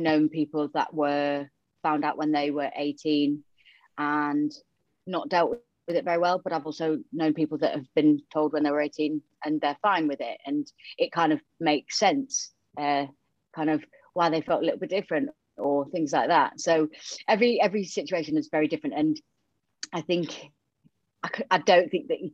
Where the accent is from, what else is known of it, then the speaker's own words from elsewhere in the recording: Yorkshire and the Humber, United Kingdom; accent: Yorkshire twang; also born or lived in Romania; I was born in Romania and then I was adopted to North Yorkshire. So hence the Yorkshire twang.